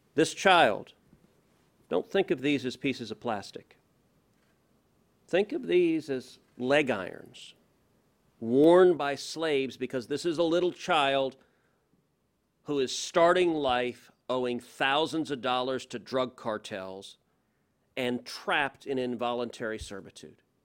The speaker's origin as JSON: {"language": "English", "town": "Houston", "region": "Texas", "country": "United States", "said": "I'm from Houston"}